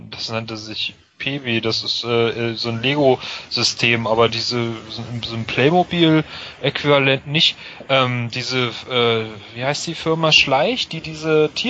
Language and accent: German; East Germany, Germany; ich komme zwar aus dem Osten